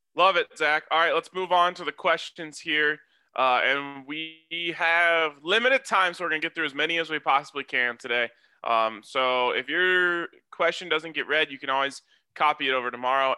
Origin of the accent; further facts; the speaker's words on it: Colorado, United States; my hometown and Boulder